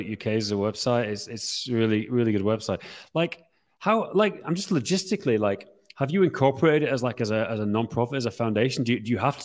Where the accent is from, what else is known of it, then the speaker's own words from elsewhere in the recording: Yorkshire and the Humber, United Kingdom; What I grew up with in Yorkshire